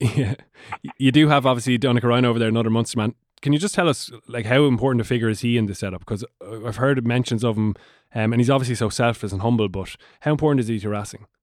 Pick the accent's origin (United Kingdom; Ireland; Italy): Ireland; Waterford, Munster; I'm from Waterford